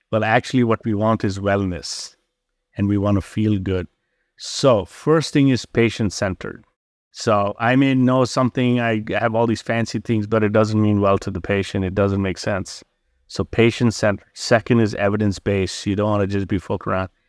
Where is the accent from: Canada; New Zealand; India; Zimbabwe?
India; also born or lived in Mandalay, Myanmar; now in Chicago, United States; I was born in Burma, Mandalay, grew up in India